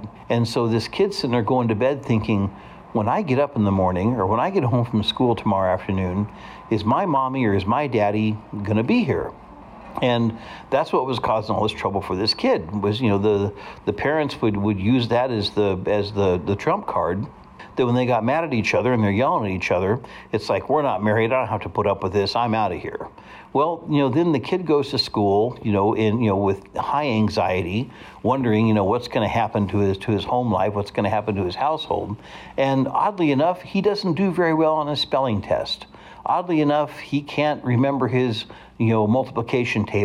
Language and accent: English; Hutchinson, Kansas, United States; also born or lived in Salina, Kansas; growing up in Hutchinson, Kansas, and our neighborhood was crawling with kids